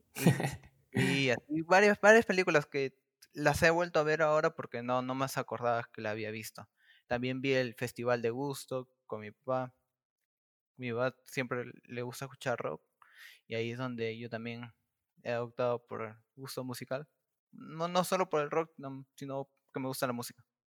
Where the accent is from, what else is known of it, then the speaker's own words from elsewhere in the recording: Lima, Peru; Yo soy del distrito de Caraballo. Caraballo queda, eh, queda en la capital de Lima, al pero queda por la parte norte.